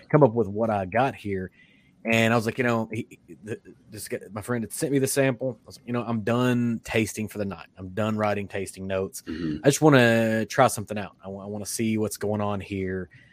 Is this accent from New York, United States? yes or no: no; Kentucky, United States; I'm from Kentucky